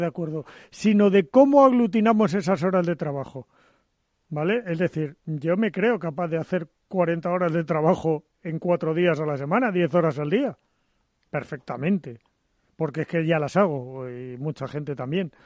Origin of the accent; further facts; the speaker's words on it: Zaragoza, Aragon, Spain; moved away; que yo soy de Zaragoza